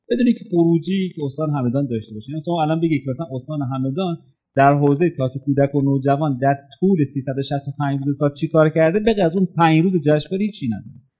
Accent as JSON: {"language": "Persian", "town": "Shiraz", "region": "Fars", "country": "Iran", "said": "من خودم چون شیرازی هستم"}